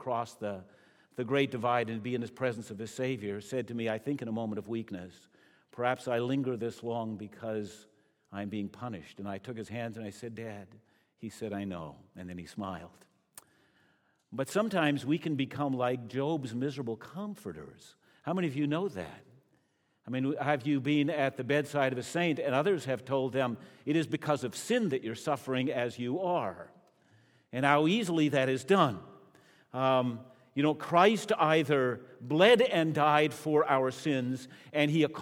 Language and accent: English; Canada; as a Canadian